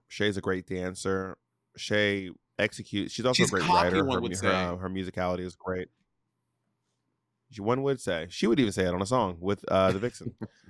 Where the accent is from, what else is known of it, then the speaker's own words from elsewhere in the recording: New York City, New York, United States; Peppermint was one of my like drag icons growing, like when I was growing up in the New York City nightlife scene.